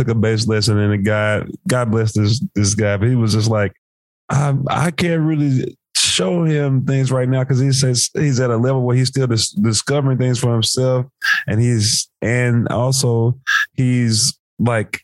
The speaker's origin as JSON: {"language": "English", "town": "Memphis", "region": "Tennessee", "country": "United States", "said": "I'm from Memphis"}